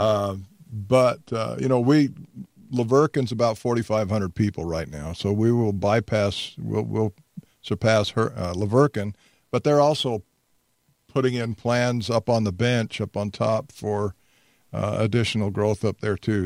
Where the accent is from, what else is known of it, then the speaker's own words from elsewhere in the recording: Hurricane, Utah, United States; now in Toquerville, United States; I grew up in Hurricane also, graduated from Hurricane High School a long, long time ago